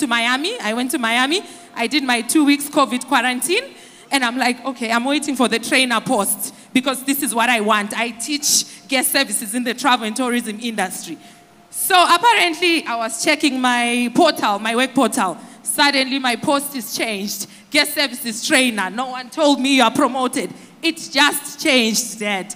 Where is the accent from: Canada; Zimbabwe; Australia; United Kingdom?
Zimbabwe; now in United States; from Zimbabwe, but I work in the USA.